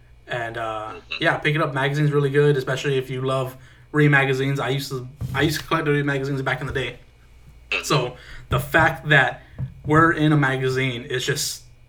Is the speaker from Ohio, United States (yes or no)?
no; Corpus Christi, Texas, United States; We're both from Texas. I'm from Corpus.